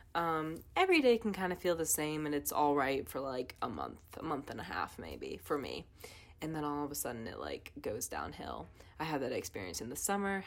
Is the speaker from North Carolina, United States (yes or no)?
yes; Wake County, North Carolina, United States; I'm from Wake County